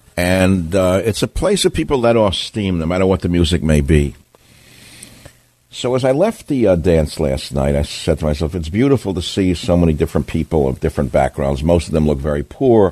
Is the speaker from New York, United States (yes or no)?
yes; New York City, New York, United States; I'm from Queens